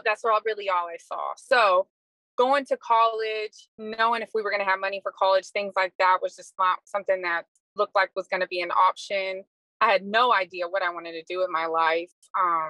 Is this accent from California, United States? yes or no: no; Texas, United States; moved away as an adult; now in Suffolk, United States; I am originally from Texas